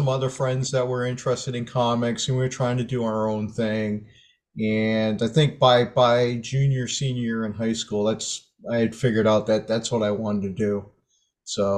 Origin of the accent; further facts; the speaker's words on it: Maine, United States; I grew up in Maine. That's where I live now.